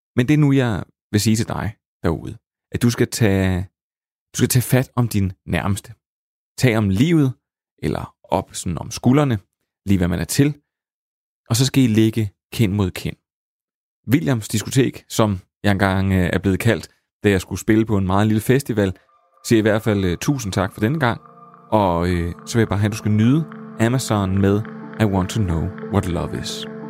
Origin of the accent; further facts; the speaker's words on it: Slagelse, Zealand, Denmark; accent: vestlandske; på en klub i øh, Slagelse, hvor jeg kommer fra, der er mit vestlandske nok allerede givet mig væk